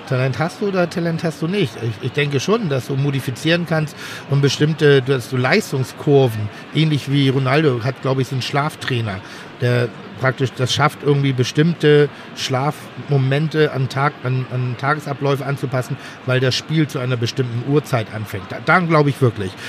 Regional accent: Cologne, North Rhine-Westphalia, Germany; Ja, ja, ich komme aus Köln.

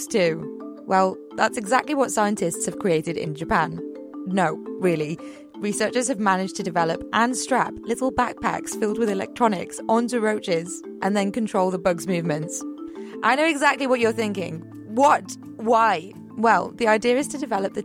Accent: Liverpool, North West England, United Kingdom; moved away; I'm from Liverpool

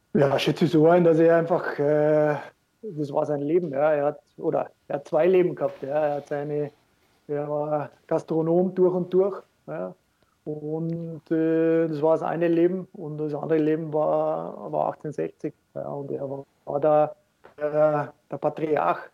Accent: Austria; moved away as an adult; also born or lived in Munich, Germany; als Österreicher

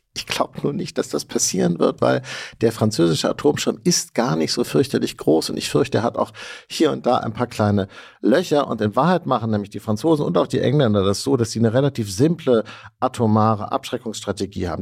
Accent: West Germany, Germany

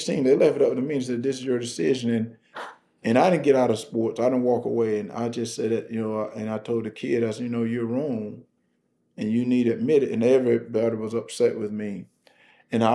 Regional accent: Wrightsville, Georgia, United States; Wrightsville, Georgia, my little town

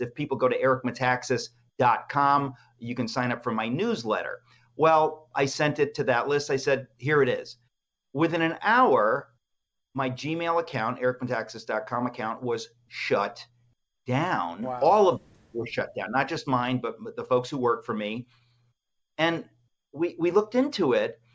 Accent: Danbury, Connecticut, United States; also born or lived in New York; my life growing up in the Greek immigrant community in New York and in Danbury, Connecticut.

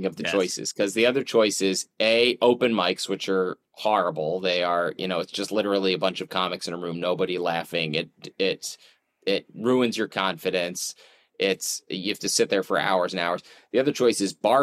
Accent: Philadelphia, Pennsylvania, United States; moved away as an adult; I grew up outside Philly

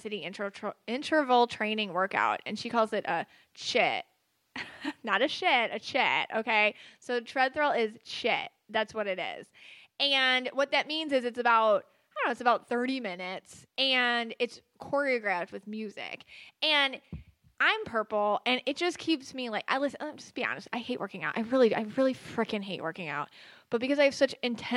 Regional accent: Buffalo, New York, United States; I'm from Buffalo.

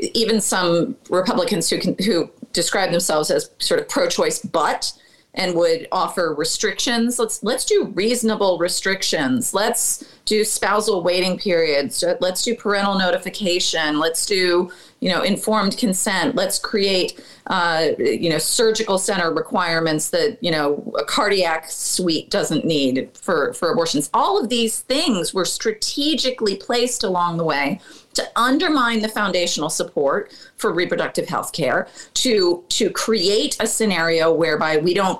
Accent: Chicago, Illinois, United States; I'm from the North Lakefront

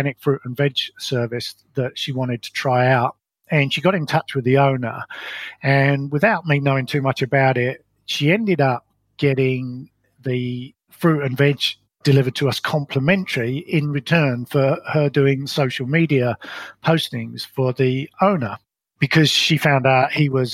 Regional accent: London, United Kingdom; moved away as an adult; also born or lived in Colorado, United States; now in New Zealand; I was brought up in London in what I describe as a very ordinary upbringing

